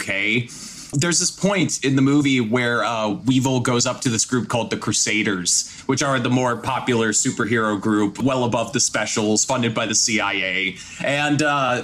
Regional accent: Midwest, United States; we're from the Midwest

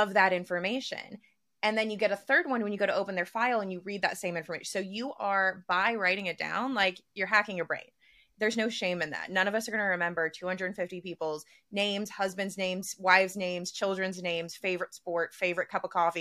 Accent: the South, United States; we're all from the South

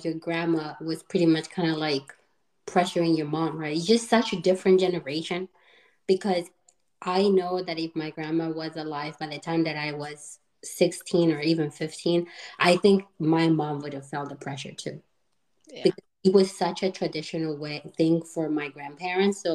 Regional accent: Bogota, Colombia; now in United States; I was born and raised in Colombia, in Bogota, Colombia.

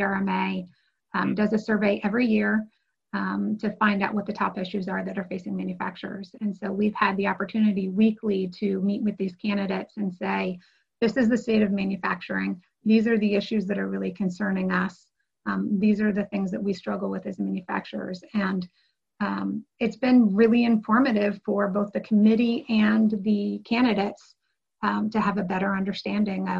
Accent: Ohio, United States; moved away as an adult; also born or lived in New York; we both were from Ohio with family businesses

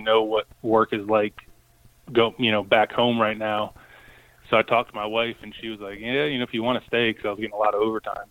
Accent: Connecticut, United States; now in Chesapeake, United States; I grew up in Connecticut

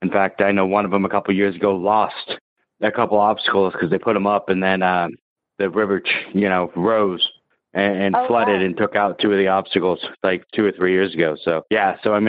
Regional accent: Maple Valley, Washington, United States; I grew up in Maple Valley and had a lot of friends that had horses

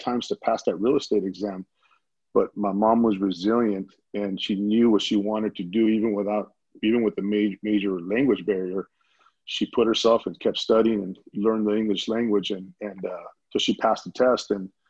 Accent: Los Angeles, California, United States; East LA. East

